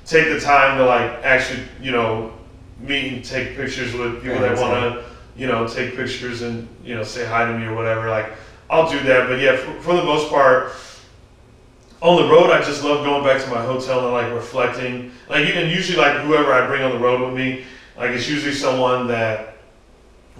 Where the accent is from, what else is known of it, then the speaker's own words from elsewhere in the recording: Arizona, United States; growing up in Arizona and being in like the punk and hardcore scene